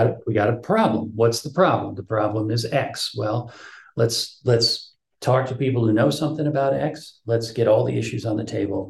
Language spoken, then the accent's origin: English; United States; for me as an American